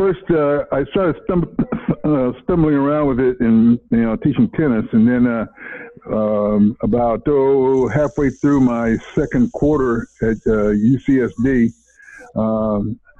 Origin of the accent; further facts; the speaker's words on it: San Diego, California, United States; I was born and raised in San Diego